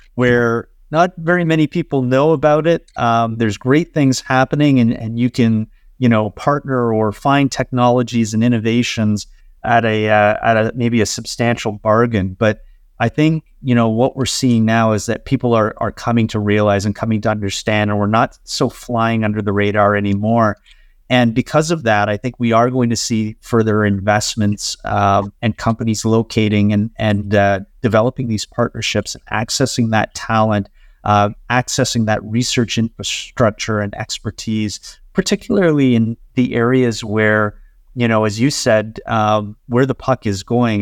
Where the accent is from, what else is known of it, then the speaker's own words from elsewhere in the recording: Ontario, Canada; I'm an immigrant myself. Um, you know, my parents, uh, uh, relocated our family here, uh, when I was only six years old. Uh, but I consider myself, uh, to be every bit as Canadian as anyone else